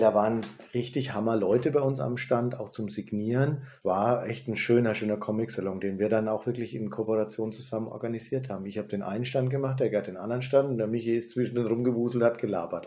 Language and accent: German; Germany; also born or lived in United States; bei uns in Deutschland